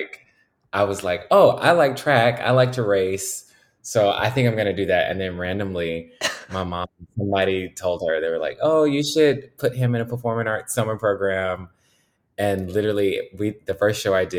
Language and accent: English; Houston, Texas, United States; moved away as an adult; also born or lived in Chicago, Illinois; I'm actually from Houston, Texas